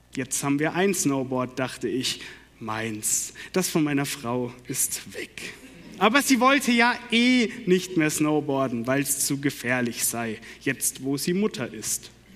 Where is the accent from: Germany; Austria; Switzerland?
Germany; Karlsruhe, Baden-Württemberg; accent: Baden; moved away; Ich komme gebürtig aus Karlsruhe